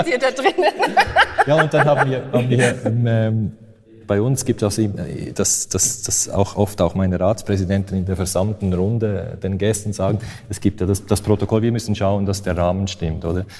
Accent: Switzerland; ich bin ja Schweizer

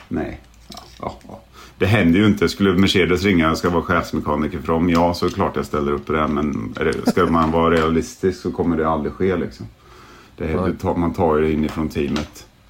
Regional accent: Sweden; now in England; Som svensk

